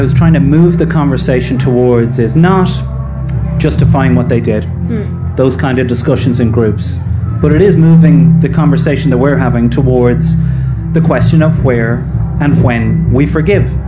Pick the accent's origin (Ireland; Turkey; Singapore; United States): Ireland; a young man growing up in Ireland